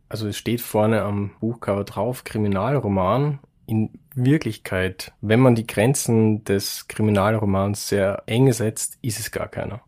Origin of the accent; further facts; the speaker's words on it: Wiener Neustadt, Lower Austria, Austria; ich komme aus Wiener Neustadt in Niederösterreich